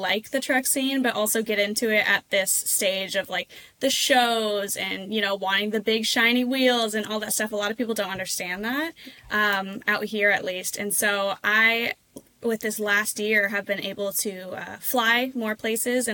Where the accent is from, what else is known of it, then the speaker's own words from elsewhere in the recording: Oregon, United States; I am from Oregon. I'm all the way on the other side of the country from most people in most of the truck scene. It's not as big out here.